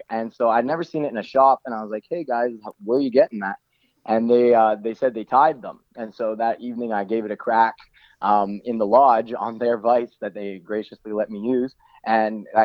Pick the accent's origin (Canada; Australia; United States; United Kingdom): Canada; Langley, British Columbia; now in Salmon Arm, Canada; So, I'm from the Lower Mainland. I'm from Langley.